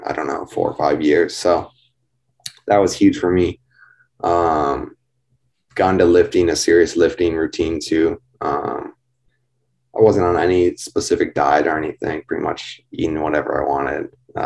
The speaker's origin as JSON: {"language": "English", "town": "Sturgeon Bay", "region": "Wisconsin", "country": "United States", "tie": "born or raised there", "said": "I grew up in Sturgeon Bay, Wisconsin"}